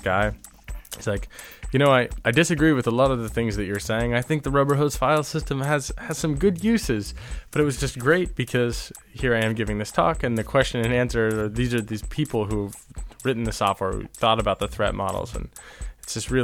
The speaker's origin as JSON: {"language": "English", "area": "a town near San Francisco", "region": "California", "country": "United States", "moved": "as an adult", "lives_now": "Toronto, Canada", "said": "I'm originally from a town near San Francisco in California"}